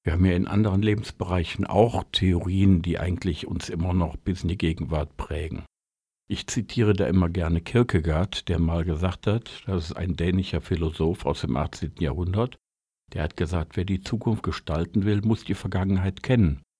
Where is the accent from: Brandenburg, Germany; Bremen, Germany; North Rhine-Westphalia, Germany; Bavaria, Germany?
North Rhine-Westphalia, Germany; Ich komme aus dem Ruhrgebiet und Ruhrgebiet ohne Dampfmaschine wäre nicht vorstellbar.